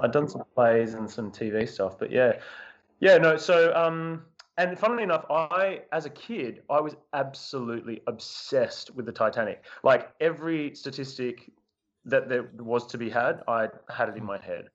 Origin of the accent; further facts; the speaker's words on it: Australia; moved away as an adult; also born or lived in London; I came back to Australia to, actually to do Come From Away, but before that, I'd been living in London for about five years